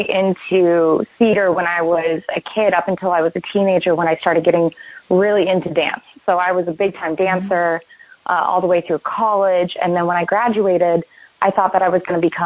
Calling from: West Hollywood, California, United States; I'm currently in West Hollywood, Los Angeles, California.

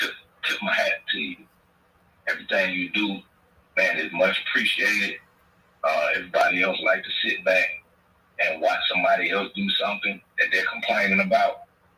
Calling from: Miami, Florida, United States; Playing Dual TV, Asian Boy, One Love out of Miami.

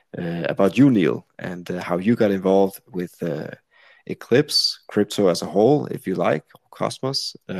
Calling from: Copenhagen, Capital Region of Denmark, Denmark; I'm sitting here in Copenhagen, in Denmark.

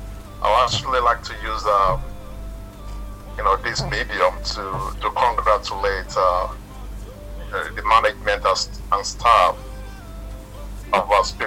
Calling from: Melbourne, Victoria, Australia; I'm based in Melbourne, in Australia.

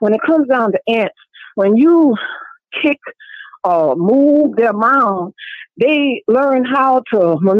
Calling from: New Orleans, Louisiana, United States; I'm calling from New Orleans.

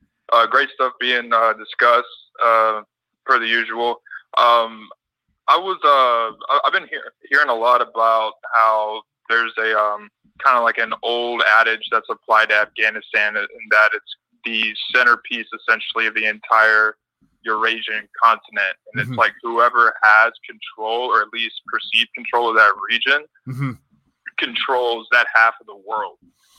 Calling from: Hawaii, United States; It's … from Hawaii.

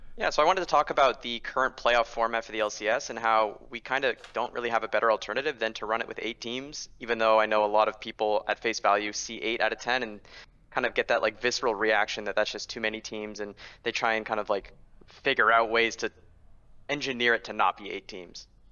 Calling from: Los Angeles, California, United States; Calling from Los Angeles, California

